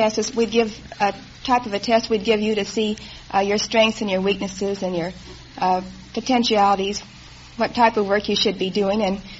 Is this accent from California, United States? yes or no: yes; Los Angeles, California, United States; From Los Angeles.